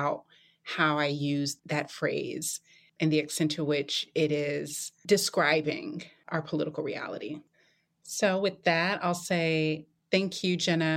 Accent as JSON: {"language": "English", "region": "North Carolina", "country": "United States", "tie": "born or raised there", "said": "my home state of North Carolina, which I love so much"}